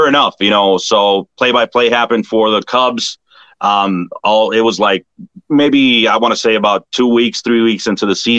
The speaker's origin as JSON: {"language": "English", "town": "Chicago", "region": "Illinois", "country": "United States", "tie": "born or raised there", "said": "growing up in Chicago, it was just I grew up with the Bulls"}